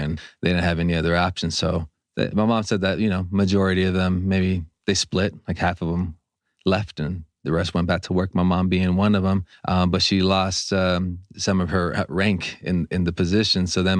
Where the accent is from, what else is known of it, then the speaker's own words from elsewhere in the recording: Los Angeles, California, United States; Yeah, I was born in LA.